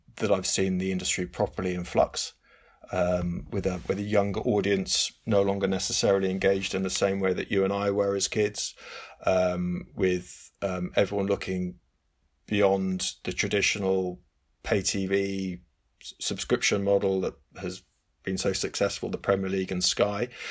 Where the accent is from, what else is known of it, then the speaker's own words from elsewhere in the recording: England, United Kingdom; it's England, it's my home country